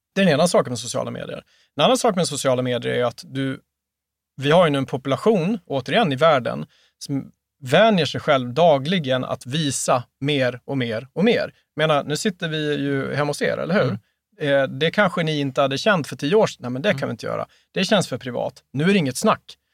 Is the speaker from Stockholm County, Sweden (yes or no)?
no; Mora, Dalarna County, Sweden; moved away as an adult; now in Skåne, Sweden; Min pappa hade drivit en, eh, en franchise i, i Mora, där vi kommer ifrån, både jag och, jag och han